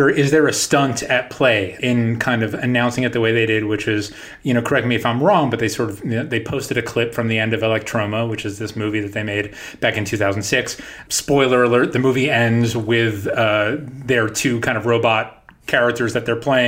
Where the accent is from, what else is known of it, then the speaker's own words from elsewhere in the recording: New York, United States; I grew up in New York and you would turn on 92.3